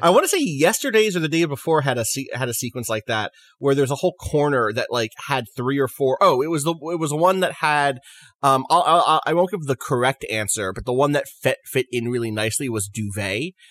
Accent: New York City, New York, United States; as a New Yorker, as an American

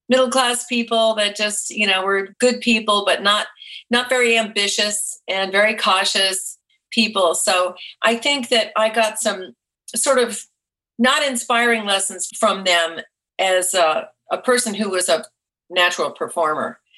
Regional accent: New England, United States; also born or lived in Vermont / Massachusetts / Rhode Island; Well, I was born in Vermont, but I lived there a very short time. I lived all over New England, outside of Boston, Massachusetts, and then outside of Providence, Rhode Island.

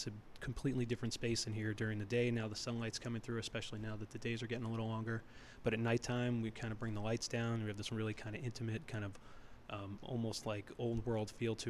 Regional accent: New York City, New York, United States; moved away as an adult; also born or lived in Palo Alto, California / Alaska; now in Massachusetts, United States; We grew up in New York City

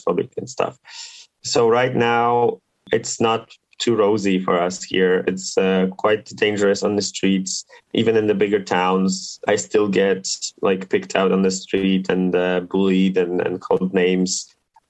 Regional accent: Toruń, Kuyavian-Pomeranian Voivodeship, Poland; I was living in a very small town. I'm from Torun, from a city that's like 160,000 occupants.

